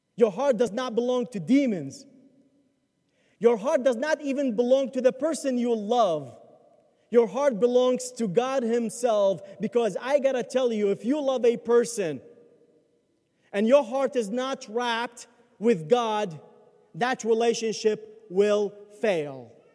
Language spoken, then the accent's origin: English; Baghdad, Baghdad Governorate, Iraq; moved away; I grew up in Baghdad, where Christians are minority